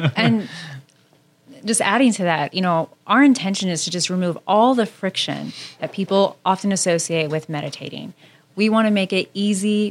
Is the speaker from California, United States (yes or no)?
yes; Southern California, United States; I grew up in Southern California